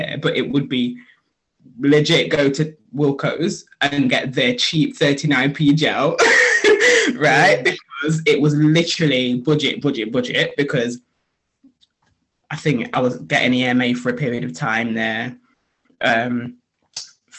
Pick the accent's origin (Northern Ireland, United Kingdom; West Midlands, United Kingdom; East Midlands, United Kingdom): East Midlands, United Kingdom; Nottingham; also born or lived in Sheffield; So I'm from Sheffield originally, but we moved to Nottingham when I was 8.